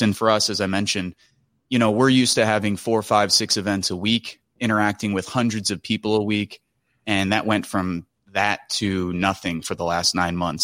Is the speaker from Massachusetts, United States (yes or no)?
no; Michigan City, Indiana, United States; also born or lived in Chicago, Illinois / Chesterton, Indiana; I grew up in Rust Belt towns like the south side of Chicago, Chesterton, Indiana, Michigan City, Indiana